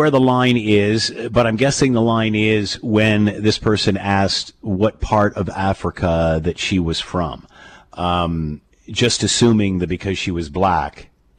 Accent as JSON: {"language": "English", "country": "Canada", "said": "I'm first generation Canadian"}